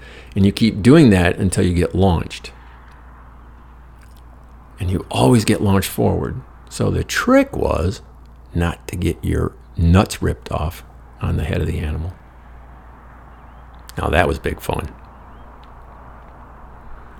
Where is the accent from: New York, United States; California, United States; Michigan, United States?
Michigan, United States; Dimondale; moved away; Back in Lansing, in my hometown in Dumitton